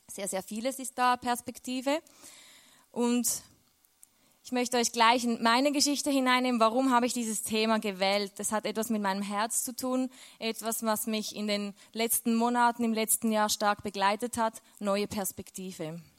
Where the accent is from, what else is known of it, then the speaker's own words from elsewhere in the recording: Switzerland; now in Austria; Und aus der Schweiz weg, ich bin Schweizerin, ich weiß, man hört es fast nicht.